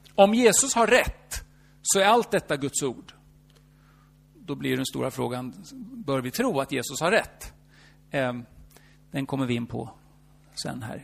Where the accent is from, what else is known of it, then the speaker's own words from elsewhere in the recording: Norrköping, Östergötland, Sweden; Fast jag är ingen stockholmare. Jag är född i Norrköping